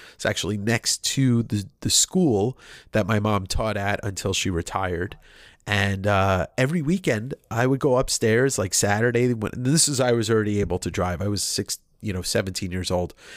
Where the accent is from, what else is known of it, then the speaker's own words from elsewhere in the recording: Deer Park, New York, United States; where I grew up in a town called Deer Park on Long Island.